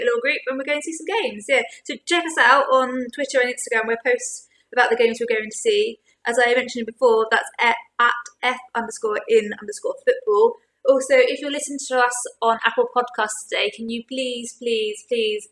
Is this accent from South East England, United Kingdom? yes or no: yes; Gillingham, South East England, United Kingdom; The biggest football team in my hometown is Gillingham FC.